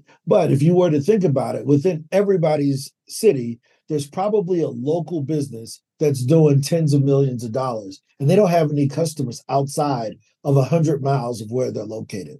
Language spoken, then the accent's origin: English; East St. Louis, Illinois, United States; now in Medellin, Colombia; I'm originally from East St. Louis, Illinois, but I currently live with my family down in Medellin, Colombia.